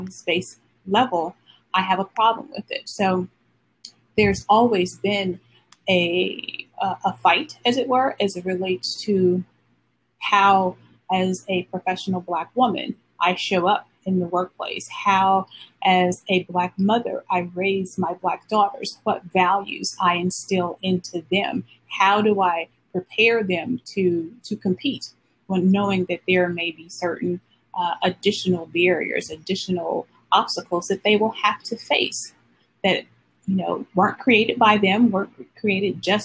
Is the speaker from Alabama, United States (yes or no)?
yes; Alabama, United States; I grew up in the South in Alabama